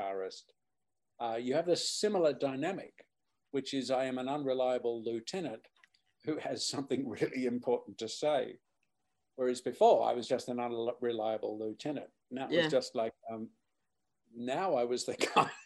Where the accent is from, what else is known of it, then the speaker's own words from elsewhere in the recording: Australia; being Australian, performing in the UK